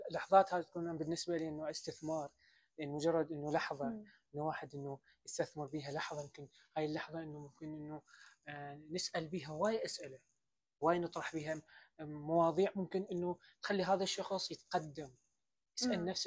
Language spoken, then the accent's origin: Arabic; Iraq; السلام عليكم … من العراق